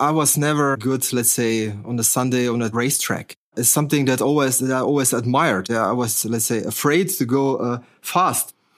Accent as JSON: {"language": "English", "country": "Slovenia", "moved": "yes", "said": "I'm coming from Slovenia originally, yeah? So at that time, that country was called Yugoslavia."}